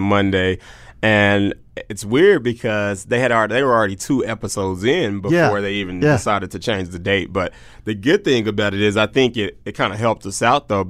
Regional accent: Oklahoma City, Oklahoma, United States; Born and raised in Oklahoma City, Oklahoma

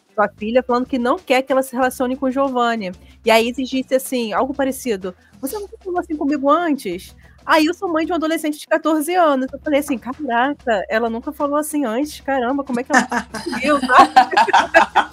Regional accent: Rio de Janeiro, Brazil; eu sou de Olaria, né? Quando era criança, eu também morava em Olaria, subúrbio aqui do Rio.

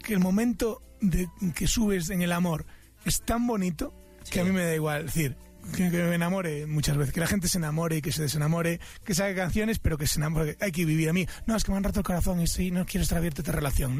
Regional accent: A Coruña, Galicia, Spain; Yo soy de La Coruña, en, España, en la zona de Galicia

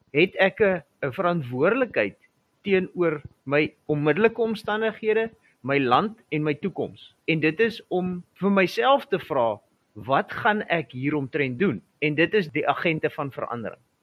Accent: South Africa; ons is almal Suid-Afrikaners

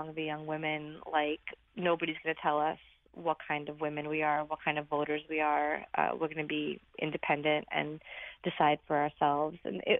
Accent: Brooklyn, New York, United States; I grew up in Brooklyn, so being a Republican was always kind of a challenge anyway.

